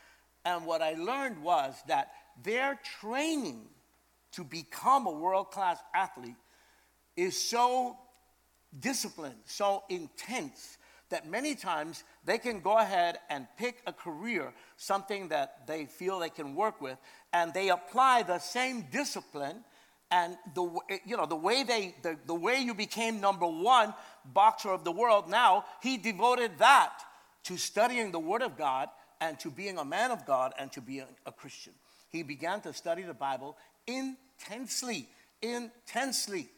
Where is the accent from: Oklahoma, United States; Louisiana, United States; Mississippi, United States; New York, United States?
New York, United States; New York City; I was born in Brooklyn, New York, but my family's from Puerto Rico. My dad's from Manatee. My mother is from Arroyo, okay? And I got to know Puerto Rico when I was like 22 years old, something like that, because I spent my life in Brooklyn